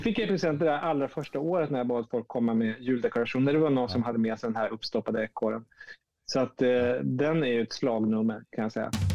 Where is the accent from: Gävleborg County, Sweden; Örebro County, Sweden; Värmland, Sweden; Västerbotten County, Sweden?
Västerbotten County, Sweden; Umeå; also born or lived in Piteå, Sweden; now in Stockholm, Sweden; jag bor i Stockholm, född i Piteå, uppvuxen i Umeå.